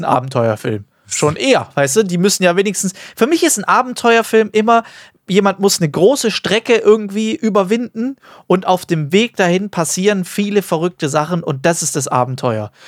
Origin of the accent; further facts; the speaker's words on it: Germany; bei uns in Deutschland